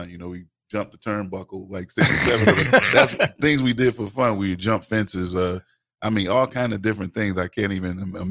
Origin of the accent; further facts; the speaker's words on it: Mount Vernon, New York, United States; also born or lived in Bronx, New York; I grew up in Uptown New York, Mount Vernon.